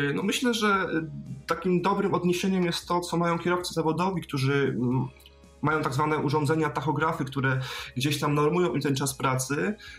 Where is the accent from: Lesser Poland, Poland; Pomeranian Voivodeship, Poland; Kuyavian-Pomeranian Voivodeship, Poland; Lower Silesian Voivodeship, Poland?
Lower Silesian Voivodeship, Poland; Wrocław; jestem z Wrocławia